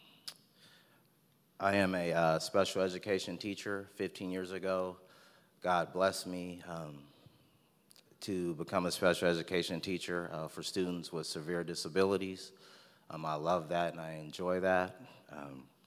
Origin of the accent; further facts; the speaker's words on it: Stockton, California, United States; also born or lived in Turlock, California; I was actually born and raised in Stockton, California, on the south side, actually.